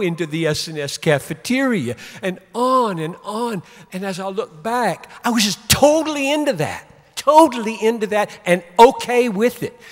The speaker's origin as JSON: {"language": "English", "town": "Greenville", "region": "South Carolina", "country": "United States", "tie": "born or raised there", "said": "I grew up in Greenville, South Carolina"}